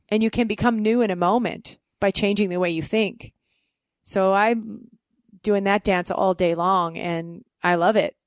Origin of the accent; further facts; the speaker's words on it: Canada; moved away as an adult; I was Canadian